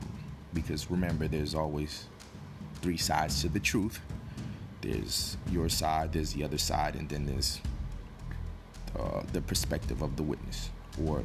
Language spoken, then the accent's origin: English; Newark, New Jersey, United States; I come from Newark, New Jersey. I grew up in an urban environment